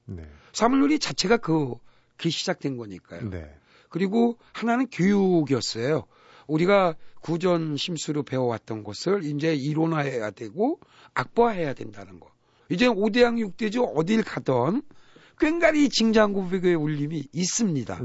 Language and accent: Korean; Buyeo, South Chungcheong, South Korea; moved away; 우리 고향 충남 부여에